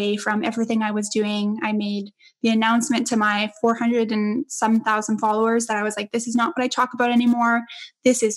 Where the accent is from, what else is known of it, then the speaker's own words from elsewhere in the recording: Edmonton, Alberta, Canada; moved away; my hometown in Edmonton